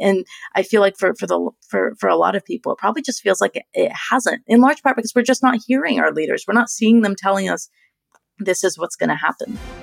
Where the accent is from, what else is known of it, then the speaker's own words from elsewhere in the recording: United States; I'm an American